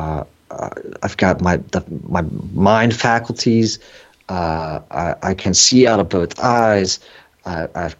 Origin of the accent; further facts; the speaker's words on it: San Francisco, California, United States; I was born in San Francisco, you know, straight out of the 70s, had the hippie mom